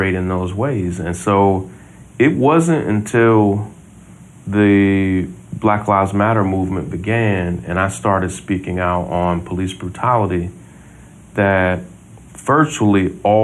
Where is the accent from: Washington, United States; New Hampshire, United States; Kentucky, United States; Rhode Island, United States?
Kentucky, United States; Versailles; also born or lived in Mississippi; We grew up in Versailles, Kentucky